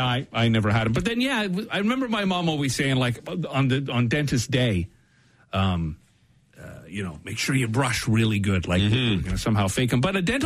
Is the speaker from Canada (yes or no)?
yes; Canada; But as a Canadian, this is the most of the Canadians done on Jeopardy.